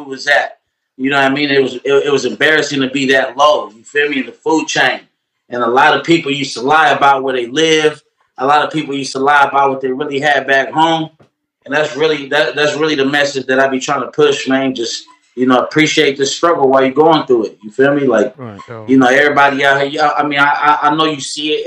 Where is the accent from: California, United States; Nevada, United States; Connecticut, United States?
California, United States; Oakland; I'm from East Oakland